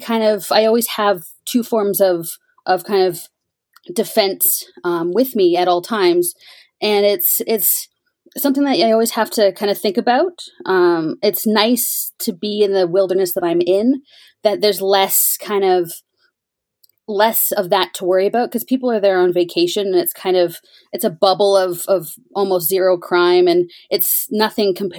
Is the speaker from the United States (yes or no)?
no; Ontario, Canada; now in Banff, Canada; originally I'm from Ontario, where it was a bit more kind of people around